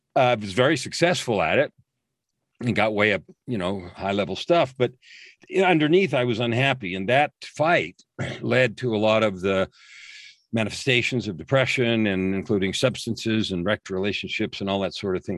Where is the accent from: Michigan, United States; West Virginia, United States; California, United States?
California, United States; San Francisco Bay Area; I grew up in the San Francisco Bay Area.